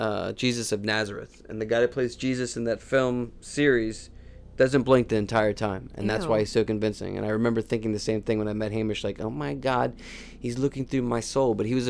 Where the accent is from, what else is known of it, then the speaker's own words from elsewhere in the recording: Ulladulla, New South Wales, Australia; I was from Ulladulla, mate. He totally recognized that my accent was wrong